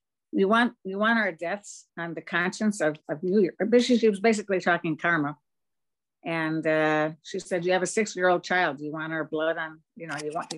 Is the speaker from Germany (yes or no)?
yes; Munich, Bavaria, Germany; I was born in Munich after the war